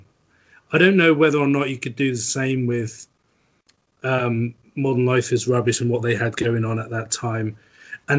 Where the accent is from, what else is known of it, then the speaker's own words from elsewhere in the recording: Norwich, East of England, United Kingdom; Dave's a local councillor in my hometown at the moment